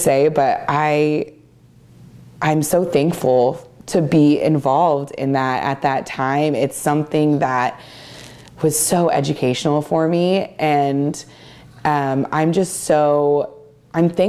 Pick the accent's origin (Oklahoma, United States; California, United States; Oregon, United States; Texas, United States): Oregon, United States; Dufur; I grew up in Eastern Oregon